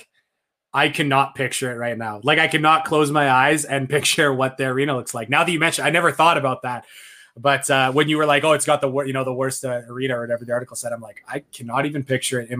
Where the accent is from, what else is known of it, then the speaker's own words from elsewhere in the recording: Canada; as a Canadian